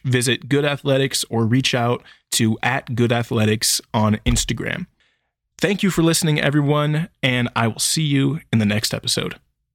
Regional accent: Sacramento, California, United States; I grew up in a suburb that was just outside of Sacramento County

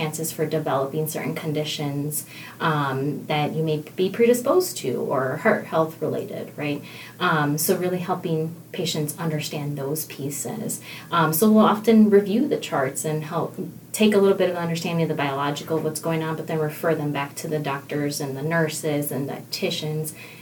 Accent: Milwaukee, Wisconsin, United States; I landed in here at St. Luke's back in the Milwaukee area, my hometown

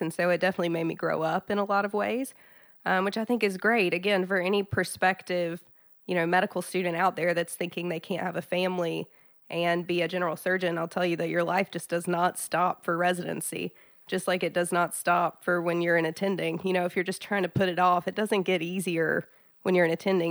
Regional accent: South Georgia, United States; now in Chattanooga, United States; I'm from South Georgia. I grew up in small town South Georgia

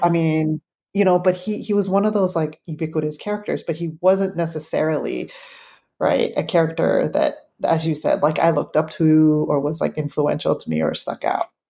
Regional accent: San Francisco, California, United States; growing up in San Francisco

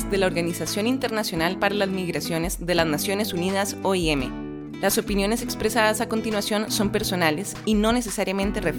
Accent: Venezuela; moved away as an adult; also born or lived in Colombia; Ok, bueno … Yo salí hace como cinco años de Venezuela. En principio salimos fue a Colombia.

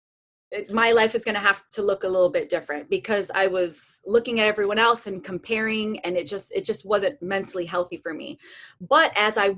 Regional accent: Las Vegas, Nevada, United States; moved away as an adult; also born or lived in Arkansas; growing up in Las Vegas my entire life

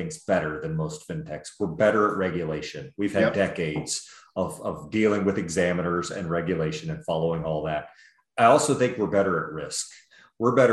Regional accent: Dallas, Texas, United States; I grew up in Dallas

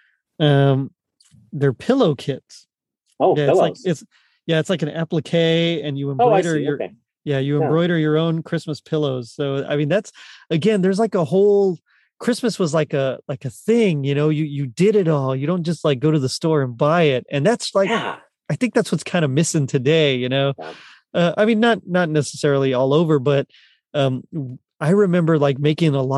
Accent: Rio Grande Valley, South Texas, United States; moved away; In South Texas in the Rio Grande Valley

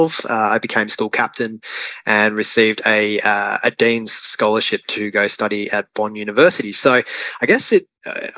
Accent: Gold Coast, Queensland, Australia; For the first 12 years of my life, I grew up on Tamarie Mountain, which is Gold Coast hinterland

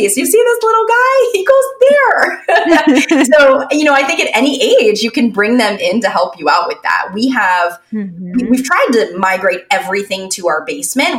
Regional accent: Florida, United States; also born or lived in Pennsylvania; now in New York, United States; I'm actually from Pennsylvania, but I grew up mostly in Florida and there are no basements in Florida.

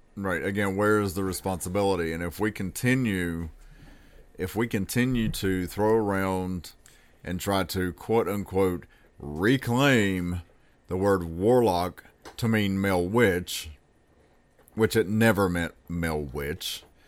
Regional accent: the South, United States; as a Southerner

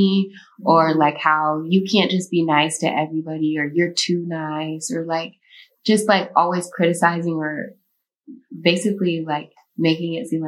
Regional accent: Texas, United States; now in Chicago, United States; I moved to Chicago from Texas

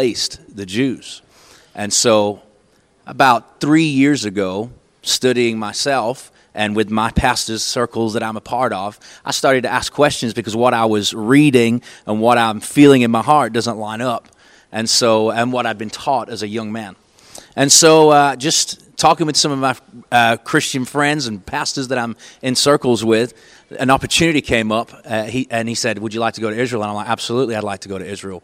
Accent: Manchester, North West England, United Kingdom; moved away as an adult; also born or lived in East Texas; now in Longview, Texas, United States; I was born in Manchester, England, actually. I lived there for 18 years and moved to East Texas in 1997

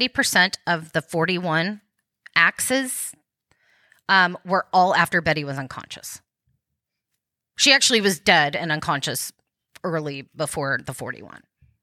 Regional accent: Dallas, Texas, United States; I was like, I'm from Dallas.

